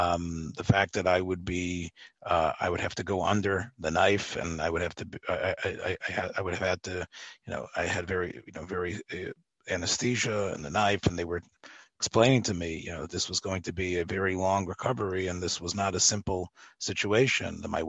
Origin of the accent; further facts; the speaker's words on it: Memphis, Tennessee, United States; So I'm a Baptist Southern boy, and I've been because I am from Memphis.